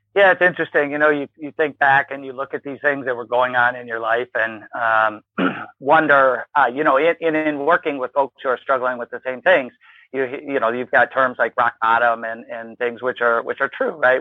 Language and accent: English; Ann Arbor, Michigan, United States; moved away as an adult; also born or lived in Wisconsin; I grew up in Ann Arbor, Michigan, ultimately ended up at Wisconsin